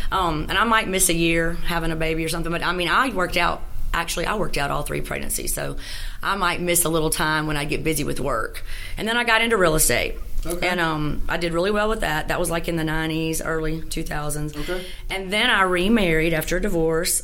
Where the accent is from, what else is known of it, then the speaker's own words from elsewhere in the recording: Shreveport, Louisiana, United States; also born or lived in Natchitoches, Louisiana; I was born in Natchitoches, but I moved to Shreveport when I was seven and a half. Okay. And, you know, grew up here in the Caddo schools